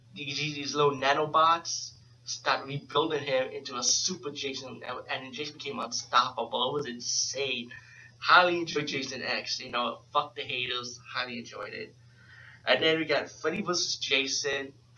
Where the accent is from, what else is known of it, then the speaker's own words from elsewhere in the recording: New York City, New York, United States; being from New York City, I'm from the Bronx